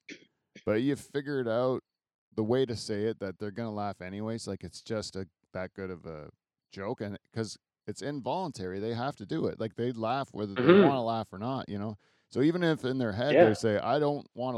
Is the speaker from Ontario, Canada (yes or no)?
yes; Delhi, Ontario, Canada; I'm from Delhi